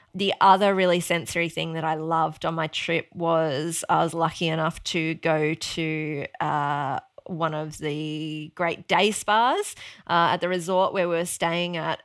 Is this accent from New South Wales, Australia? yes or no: no; Mount Isa, Queensland, Australia; now in Sunshine Coast, Australia; growing up in Mount Isa